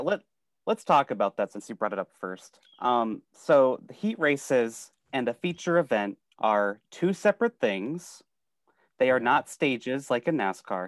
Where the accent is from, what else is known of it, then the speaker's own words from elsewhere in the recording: Sioux City, Iowa, United States; I'm from Sioux City, Iowa